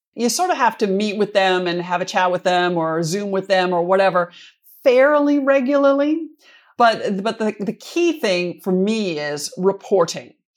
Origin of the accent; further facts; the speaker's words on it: Minnesota, United States; moved away; I'm from Minnesota originally, and, uh, the Twin Cities Marathon, I'm actually from closer to the Grandma's Marathon up on the north shore